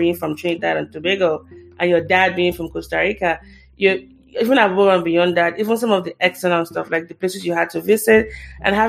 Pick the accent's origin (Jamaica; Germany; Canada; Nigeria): Nigeria; moved away as an adult; now in United States; I'm Nigerian. I've lived in the US for 10 years